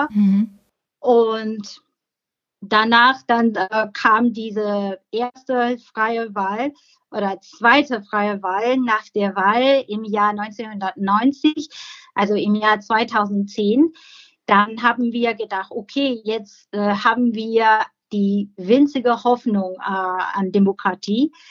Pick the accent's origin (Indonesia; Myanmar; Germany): Myanmar; Im Moment bin ich sehr beunruhigt, weil meine Heimat wieder in Gefahr ist.